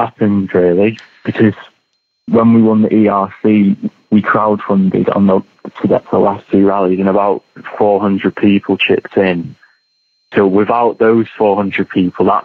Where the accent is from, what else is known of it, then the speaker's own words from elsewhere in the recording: Manchester, North West England, United Kingdom; accent: Manc; a young kid with a manic accent